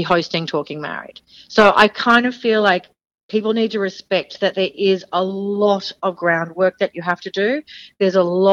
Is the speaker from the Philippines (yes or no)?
no; Australia; accent: Aussie; they saw me with my Aussie accent